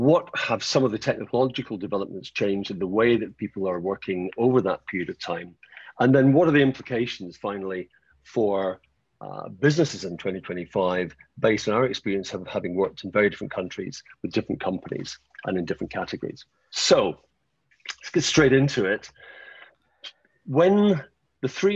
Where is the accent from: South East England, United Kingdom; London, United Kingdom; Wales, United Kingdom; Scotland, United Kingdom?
Scotland, United Kingdom; moved away as an adult; also born or lived in United States / Japan; I grew up in Scotland